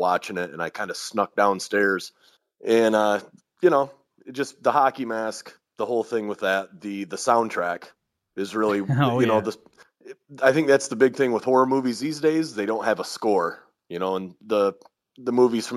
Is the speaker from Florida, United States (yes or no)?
no; Kalamazoo, Michigan, United States; Kalamazoo, Michigan, which is my hometown